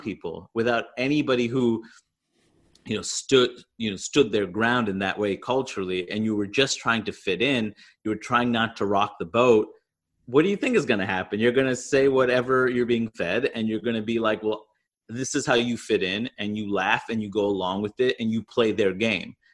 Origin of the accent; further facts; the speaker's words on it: New York City, New York, United States; I grew up in Queens, New York